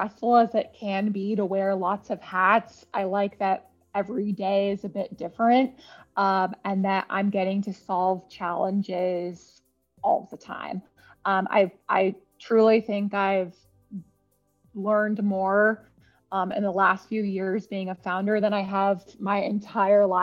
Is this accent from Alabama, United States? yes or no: no; California, United States; moved away; I'm originally a Californian